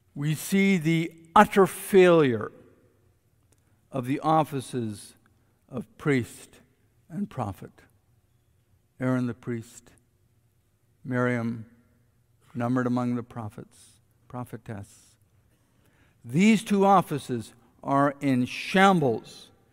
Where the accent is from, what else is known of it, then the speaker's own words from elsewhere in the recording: Canada; we as Canadian citizens